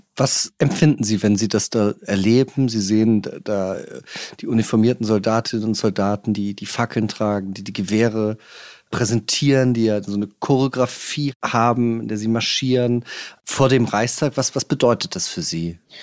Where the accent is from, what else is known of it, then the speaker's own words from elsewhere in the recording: Germany; wir als Deutsche